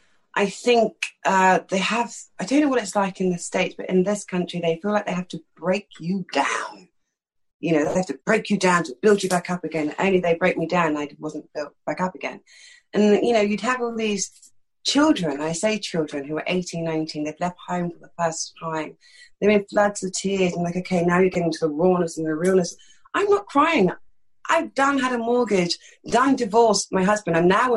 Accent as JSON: {"language": "English", "region": "London", "country": "United Kingdom", "tie": "born or raised there", "accent": "East London", "said": "I'm from East London. This accent's totally affected. I grew up speaking like that, do you know what I mean? That's how I grew up speaking."}